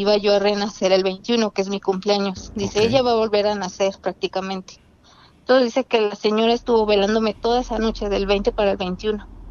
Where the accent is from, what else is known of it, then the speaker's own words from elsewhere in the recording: Puebla, Mexico; de la mera capital